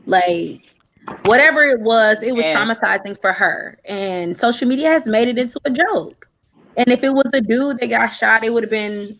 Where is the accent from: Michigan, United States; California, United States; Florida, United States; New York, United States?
Michigan, United States; Benton Harbor; also born or lived in Texas; I am originally from Benton Harbor, Michigan. I went to school at Texas Southern University, came back home